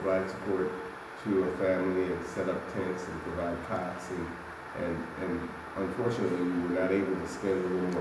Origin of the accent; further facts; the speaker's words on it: United States; I'm a first-generation American. I'm Haitian American. My parents were born in Haiti